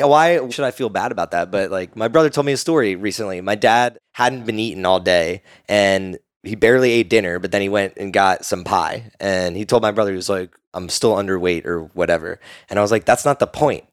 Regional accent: Burlington, New Jersey, United States; I say I'm from Philly because nobody knows I'm from South Jersey

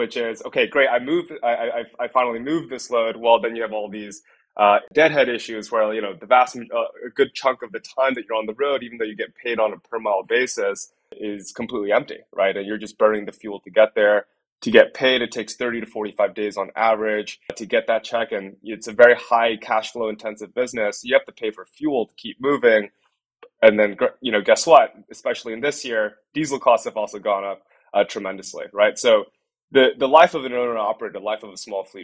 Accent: Piscataway, New Jersey, United States; I grew up in a small town called Piscataway in New Jersey

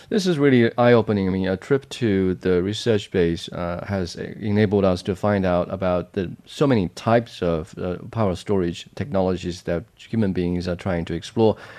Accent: Jiangxi, China; in Jiangxi province, my hometown

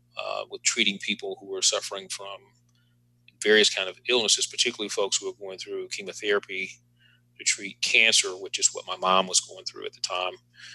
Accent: Birmingham, Alabama, United States; moved away as an adult; also born or lived in Houston, Texas; I am originally from Birmingham, Alabama, where I attended University of Alabama at Birmingham

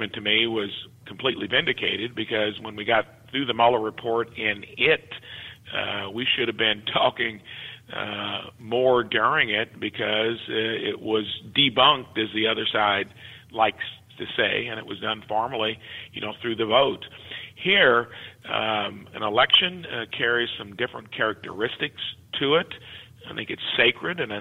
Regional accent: Jasper, Indiana, United States; growing up in Jasper, Indiana

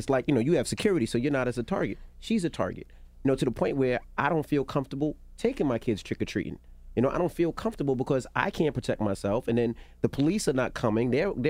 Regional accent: New York, United States; and I was born and raised in New York, my father's a retired police officer

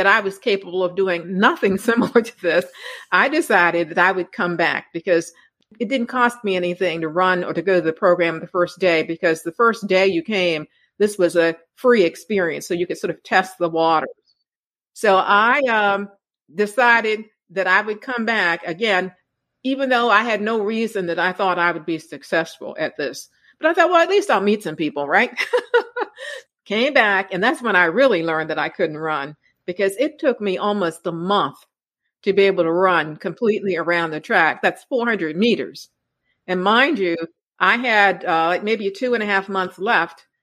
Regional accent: Maryland, United States; moved away as an adult; also born or lived in North Carolina / Pennsylvania; I'm from Maryland

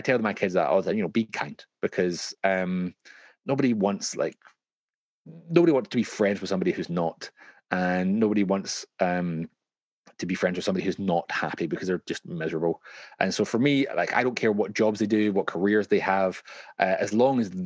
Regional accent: Glasgow, Scotland, United Kingdom; now in London, United Kingdom; growing up in Glasgow, things are a lot cheaper than they are when you're kind of raising your kids in London

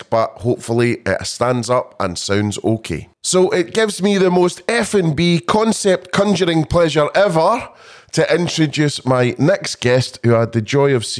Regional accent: Scotland, United Kingdom; being a Scotsman

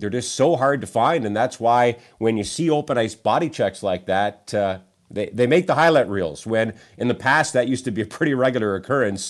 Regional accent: Niagara region, Ontario, Canada; I'm from the Niagara region

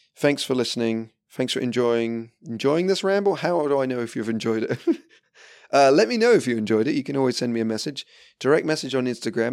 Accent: England, United Kingdom; being English and drinking tea

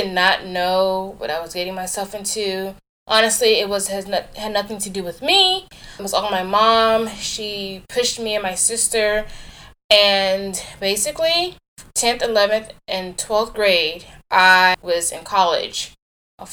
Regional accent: West Park, Florida, United States; I grew up in South Florida in a small city called West Park.

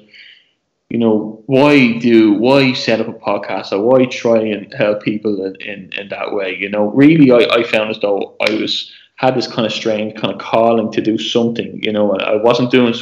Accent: Ireland; As an Irish person

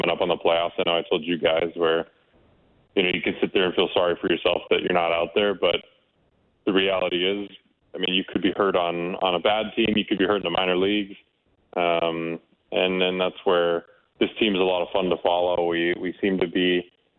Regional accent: Canada; being a Canadian kid

